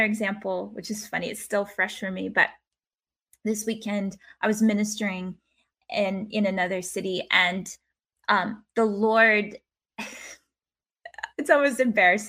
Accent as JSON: {"language": "English", "region": "the South", "country": "United States", "accent": "Southern", "moved": "yes", "lives_now": "Brisbane, Australia", "said": "I'm from the South. So I started talking real Southern to a bunch of Aussies"}